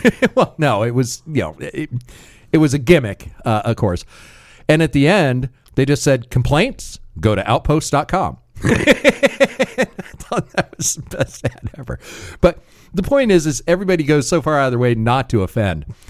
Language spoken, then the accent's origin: English; United States; I am still an American